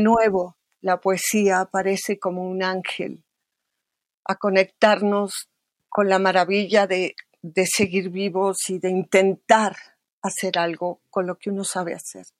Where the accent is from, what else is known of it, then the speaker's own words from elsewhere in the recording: Mexico City, Mexico; nací en México, en la vieja colonia Roma